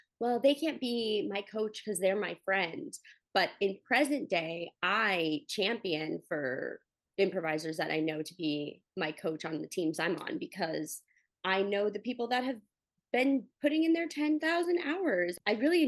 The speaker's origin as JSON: {"language": "English", "region": "Connecticut", "country": "United States", "tie": "born or raised there", "said": "being from Connecticut"}